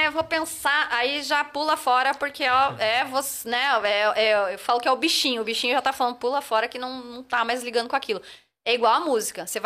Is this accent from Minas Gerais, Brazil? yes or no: no; Florianópolis, Santa Catarina, Brazil; moved away as an adult; also born or lived in Rio de Janeiro; Eu saí de Floripa e fui morar no Rio